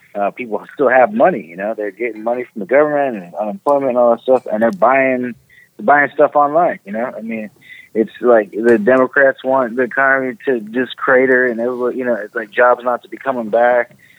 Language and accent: English; the Bay Area, California, United States; moved away as an adult; also born or lived in Ohio; now in Cincinnati area, Ohio, United States; the Bay Area, California